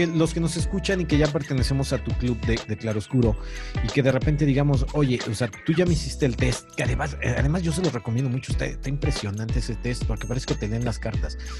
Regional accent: Mexico; vamos a preparar en nuestras casas como mexicanos

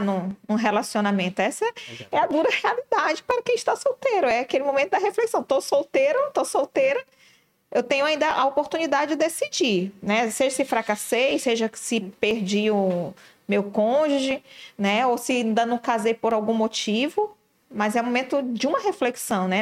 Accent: Manaus, Amazonas, Brazil; nós que somos de Manaus

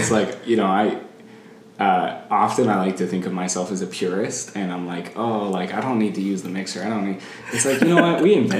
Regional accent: Canada; My family, like we're Canadian, like, pancakes, maple syrup, like that's our jazz.

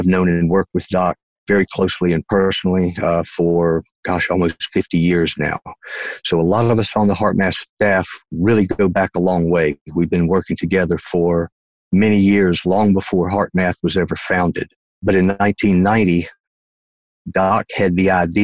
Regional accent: North Carolina, United States; accent: Southern; moved away as an adult; Originally, I'm from North Carolina. That's the East Coast, what we call the South here in the United States. And that's where this accent comes from

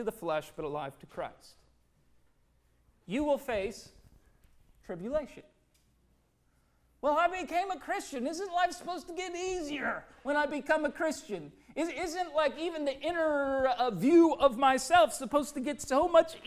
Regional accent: Minnesota, United States; growing up in Minnesota

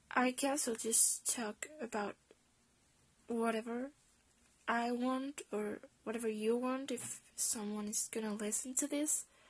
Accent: Spain; English is a second language; I'm Spanish

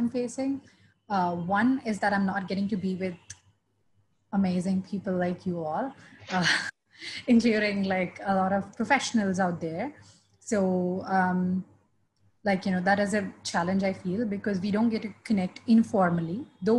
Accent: India; I have been born and raised in India

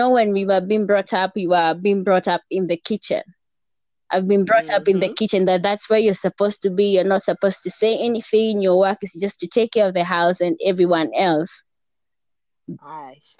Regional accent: Kenya; I'm also a Kenyan podcast co-host

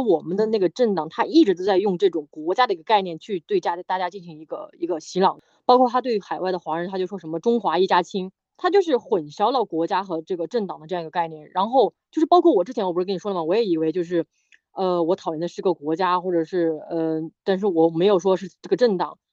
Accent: China; 我们中国人

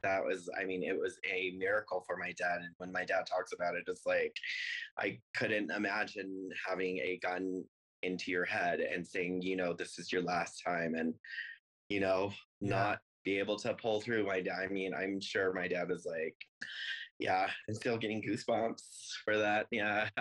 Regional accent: Longmont, Colorado, United States; now in Denver, United States; I was born in Colorado Springs, so I'm a native here. Uh, my parents moved to Longmont when I was, I think, five. So I grew up in Longmont, went to elementary, middle school, high school there.

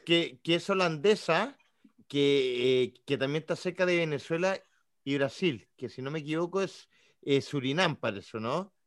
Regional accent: Chile; yo, siendo chileno

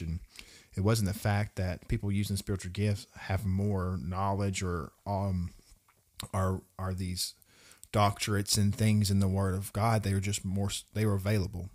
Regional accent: Russellville, Arkansas, United States; I come from Russellville, Arkansas.

